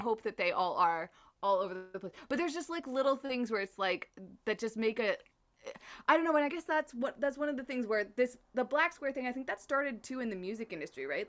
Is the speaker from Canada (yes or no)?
yes; Canada